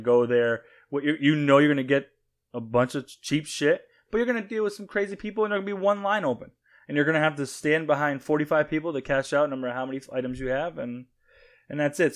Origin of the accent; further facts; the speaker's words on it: Springfield, Massachusetts, United States; I grew up in Springfield